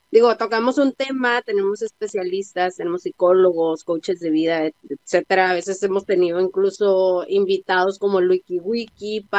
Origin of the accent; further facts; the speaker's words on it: Tijuana, Baja California, Mexico; soy de Tijuana.